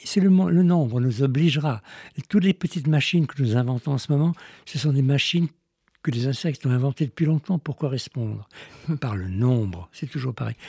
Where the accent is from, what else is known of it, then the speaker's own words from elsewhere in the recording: Iran; je suis né en Iran, j'aime mieux dire en Perse